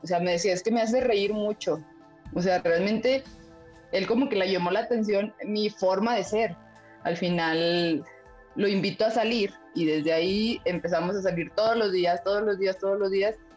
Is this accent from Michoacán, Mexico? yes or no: no; Zacatecas, Mexico; Tenemos ocho años juntos y, y somos de Zacatecas